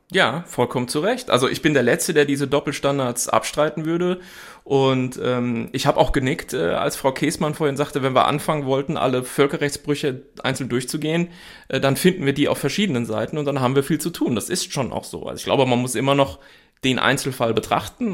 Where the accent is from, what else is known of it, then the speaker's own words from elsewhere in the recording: Germany; als Deutsche